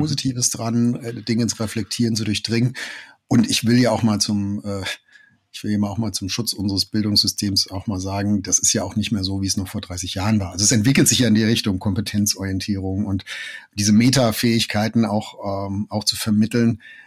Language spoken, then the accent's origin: German; Germany; wir als Deutsche